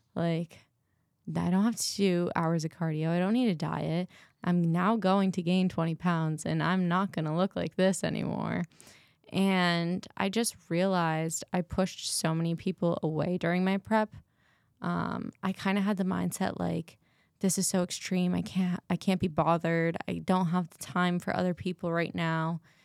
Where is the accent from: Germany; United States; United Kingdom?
United States; Massachusetts; now in Arizona, United States; I'm from Massachusetts